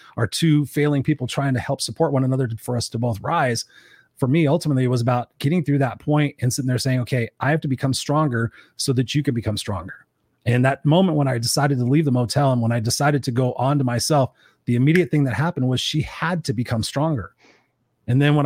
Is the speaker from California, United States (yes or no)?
yes; Inglewood, California, United States; I grew up in Inglewood